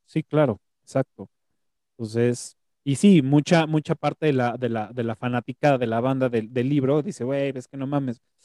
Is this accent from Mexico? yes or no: yes; Mexico; como mexicano